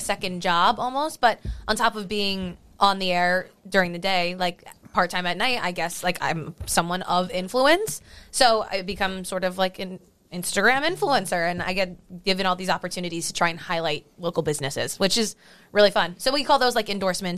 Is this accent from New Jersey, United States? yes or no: yes; Cherry Hill, New Jersey, United States; I'm a Philly girl. Like I grew up in South Jersey